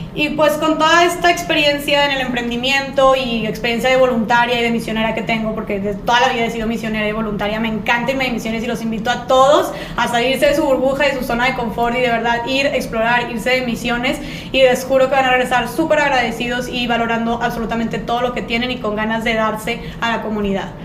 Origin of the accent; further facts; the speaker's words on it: Monterrey, Nuevo León, Mexico; soy aquí de Monterrey